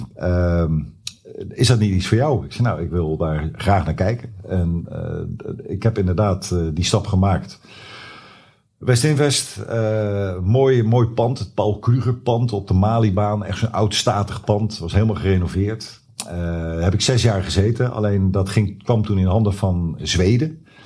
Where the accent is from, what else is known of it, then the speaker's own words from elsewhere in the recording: Zwijndrecht, South Holland, Netherlands; ik ben opgegroeid in Zwijndrecht